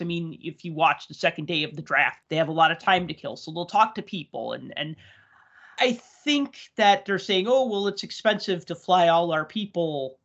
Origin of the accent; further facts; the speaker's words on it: Chicago, Illinois, United States; I grew up in Chicago, which was not a hockey town